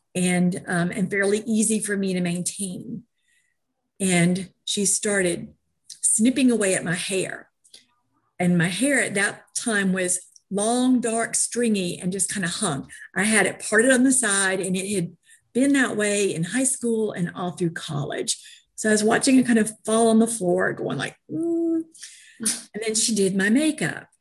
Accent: New York, United States; moved away; also born or lived in Georgia; I was raised in New York, and art was a program from kindergarten up

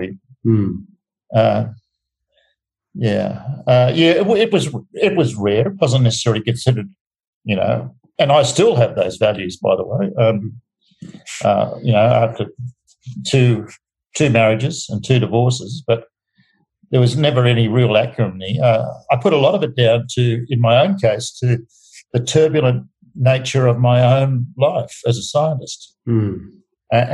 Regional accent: Darwin, Northern Territory, Australia; now in Melbourne, Australia; growing up in Darwin

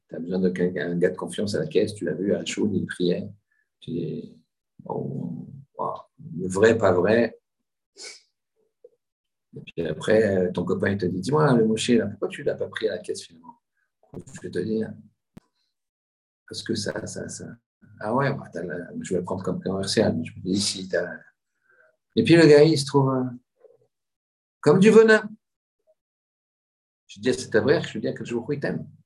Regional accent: Marseille, Provence-Alpes-Côte d'Azur, France; vous savez que je viens de Marseille.

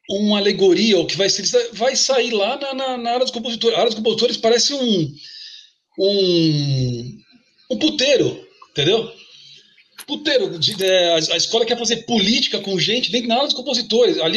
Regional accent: São Paulo, Brazil; born there; eu, eu, nasci na Vila Sabarbosa. É, é uma vilinha residencial. Eu sempre falo, é quase é uma província, uma, uma aldeia ali na no cruzamento da Avenida do Estado com a Cruzeiro do Sul, região da Luz ali

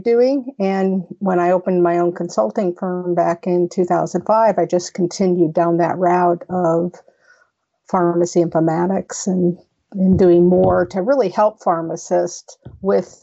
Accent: Las Vegas, Nevada, United States; I'm out of Las Vegas, Nevada, which is my hometown

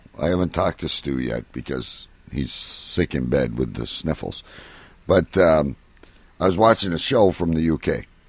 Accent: Canada; and I'm a Canadian

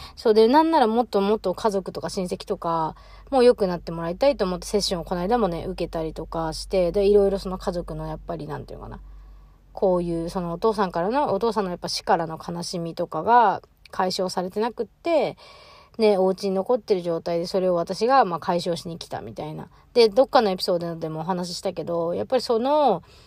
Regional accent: Choshi, Chiba, Japan; moved away; 地元は千葉県の銚子市っていうところなんですけど

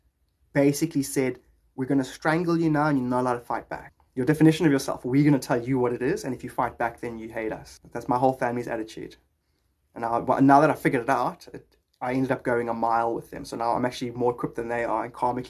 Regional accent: Cape Town, Western Cape, South Africa; I'm from Cape Town, just like Dylan

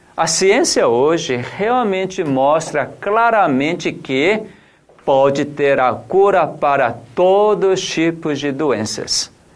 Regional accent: South Korea; also born or lived in São Roque, Brazil; now in Brazil; eu sou coreano

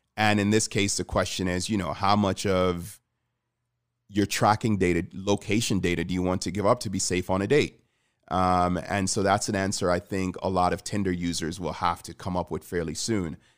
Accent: Jamaica; I'm Jamaican, so I, I grew up in a community where I think only one of my friends growing up lived with his dad

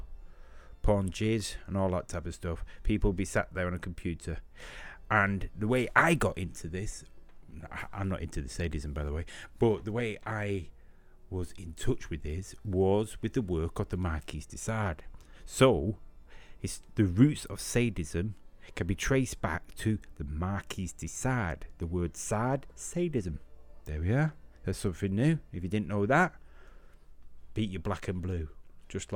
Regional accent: Manchester, North West England, United Kingdom; I'm from Manchester and can hardly speak English

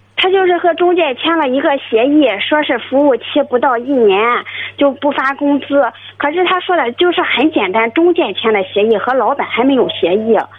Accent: Jinan, Shandong, China; also born or lived in Weihai; 我是咱济南的，是咱济南的去威海打工

